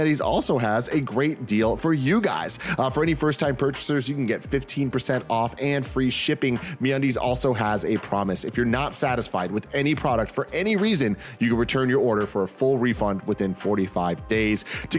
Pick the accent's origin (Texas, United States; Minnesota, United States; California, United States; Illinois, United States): California, United States; San Francisco; I grew up in San Francisco. There's fucking pigeons and shit everywhere.